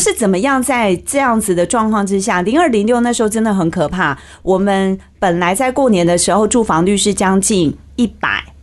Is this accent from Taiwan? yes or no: yes; Taiwan; 我们台湾人民